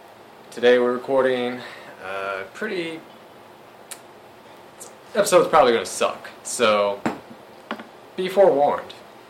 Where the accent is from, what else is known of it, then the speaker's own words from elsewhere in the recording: Missouri, United States; I'm from Missouri, motherfucker. Show me.